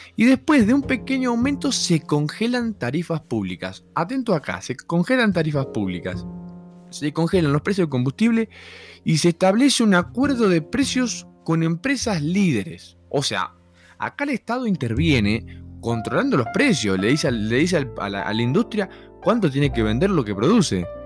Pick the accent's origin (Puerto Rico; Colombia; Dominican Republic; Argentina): Argentina; moved away as an adult; now in Mexico; no es mi país. Yo quiero volver a Argentina